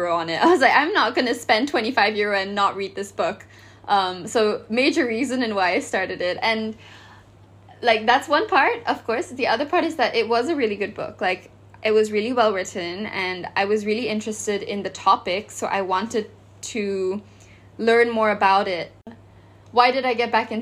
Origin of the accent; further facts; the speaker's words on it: Malaysia; I'm from Southeast Asia, I'm from Malaysia.